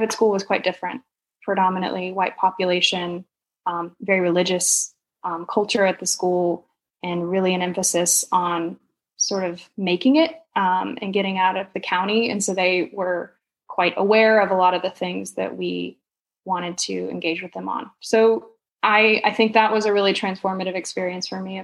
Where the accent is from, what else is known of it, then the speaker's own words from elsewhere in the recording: Huntsville, Alabama, United States; moved away; also born or lived in Montreal / Australia / sub-Saharan Africa; I grew up in North Alabama in a city called Huntsville.